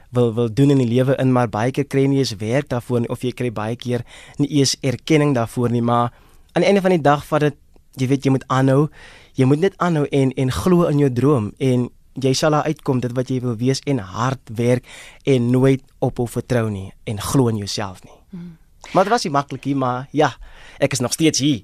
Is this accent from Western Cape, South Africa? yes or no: yes; Worcester, Western Cape, South Africa; moved away as an adult; now in Johannesburg, South Africa; Ek is van Woester. Hmm? In die Boland oorspronklik van Woester daar in die Weskaap, van die Boland. So dis waar ek oorspronklik vandaan kom. Daar groot geword, uh, skool gegaan en gematrikuleer daar.